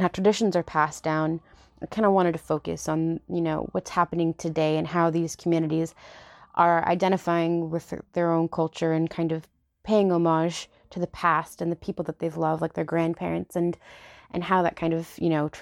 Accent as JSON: {"language": "English", "country": "United States", "said": "being Mexican American hasn't really been around for that long, you know, and we've kind of always had to struggle"}